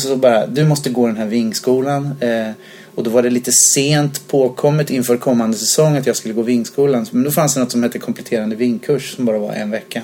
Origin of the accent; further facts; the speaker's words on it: Linköping, Östergötland, Sweden; moved away as an adult; also born or lived in Jönköping; now in Stockholm, Sweden; sen flyttade jag till Linköping. Så bodde jag där från att jag var då sju år till 23 någonting.